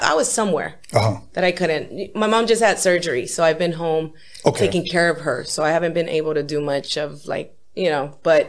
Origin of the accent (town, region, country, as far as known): Los Angeles, California, United States; born or raised there; also born or lived in San Fernando Valley